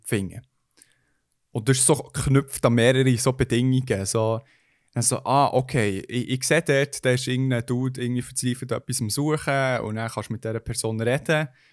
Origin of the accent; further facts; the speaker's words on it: Switzerland; Schweizer Bünzli, wo ich bin